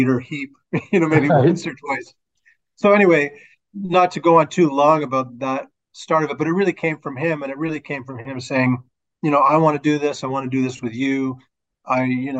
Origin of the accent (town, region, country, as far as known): Toronto, Ontario, Canada; born or raised there